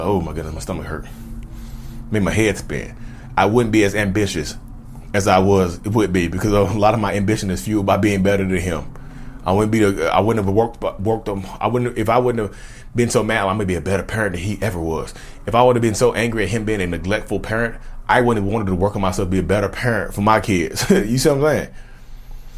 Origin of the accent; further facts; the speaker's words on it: Reidsville, North Carolina, United States; I'm from Reedsville, North Carolina